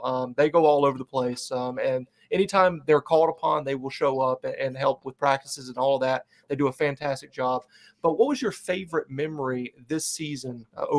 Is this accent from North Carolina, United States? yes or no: yes; Charlotte, North Carolina, United States; I'm from Charlotte, the Charlotte area